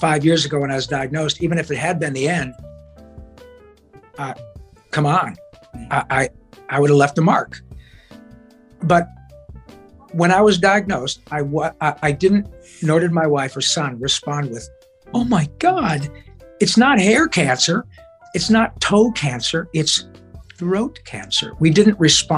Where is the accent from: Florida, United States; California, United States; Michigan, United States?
Michigan, United States; Detroit; moved away as an adult; now in Los Angeles, United States; I grew up in Detroit